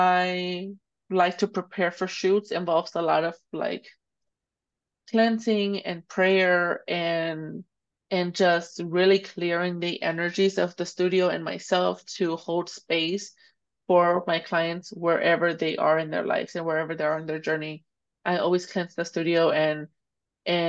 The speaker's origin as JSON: {"language": "English", "town": "Dallas", "region": "Texas", "country": "United States", "tie": "born or raised there", "also_born_or_lived": "Jalisco, Mexico", "said": "I grew up here in Oak Cliff. I became a photographer here in Dallas"}